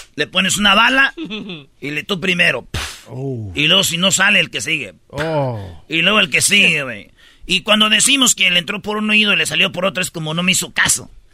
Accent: Jiquilpan, Michoacán, Mexico; moved away; se oía hasta donde yo vivía. Allá por el lienzo charro se oían los bailes que hacían en el estadio de Jiquilpa

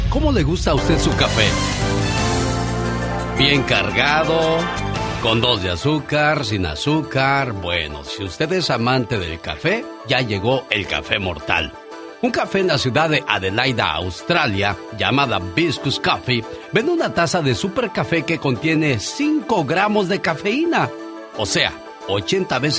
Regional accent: Guamúchil, Sinaloa, Mexico; also born or lived in Culiacán; Un día, salí de Sinaloa, pero Sinaloa nunca salió de mí. Originaria de Guamuchil, originaria de Culiacán.

